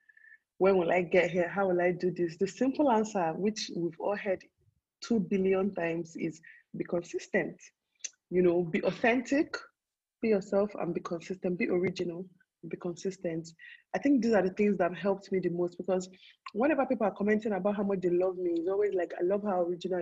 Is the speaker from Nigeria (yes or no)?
yes; Nigeria; people like us that will live all our lives here